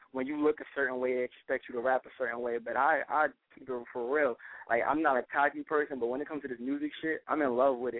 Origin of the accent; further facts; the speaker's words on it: North Carolina, United States; moved away; also born or lived in Newark, New Jersey; go back home to North Carolina